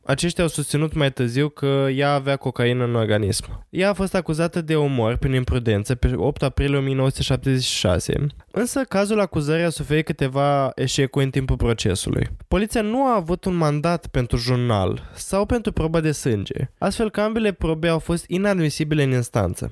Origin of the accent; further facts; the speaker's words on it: Romania; noi suntem ca români